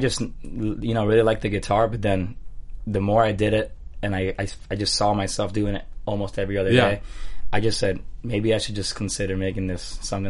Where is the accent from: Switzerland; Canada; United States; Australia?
United States; Miami, Florida; moved away as an adult; now in Nashville, United States; being from Miami, Florida, and moving to Nashville about 5 years ago.